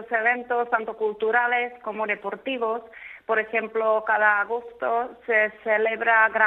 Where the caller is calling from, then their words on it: San Sebastián, Basque Country, Spain; llamo de Donosti.